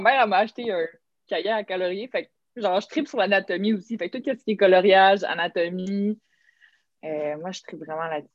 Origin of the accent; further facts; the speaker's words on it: Montreal, Quebec, Canada; also born or lived in Lorraine, Quebec; grandi euh, à Montréal, puis après ça, on est allé euh, dans la rive nord, On est allé plus dans le coin de Lorraine.